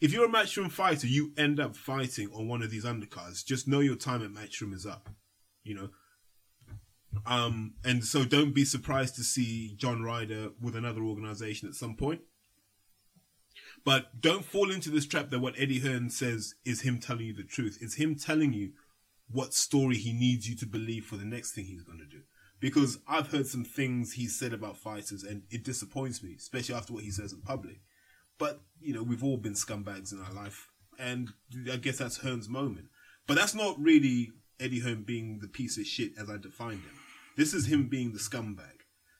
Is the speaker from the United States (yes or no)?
no; United Kingdom; And, you know, I'm British.